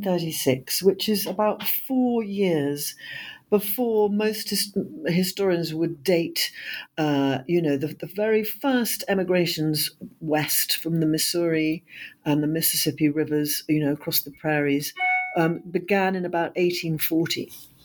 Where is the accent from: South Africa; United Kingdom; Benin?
United Kingdom; I am a British historian and novelist